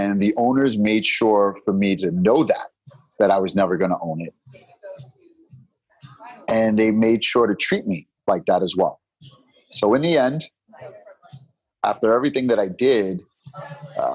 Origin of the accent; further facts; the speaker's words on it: New York, United States; accent: New York; my New York accent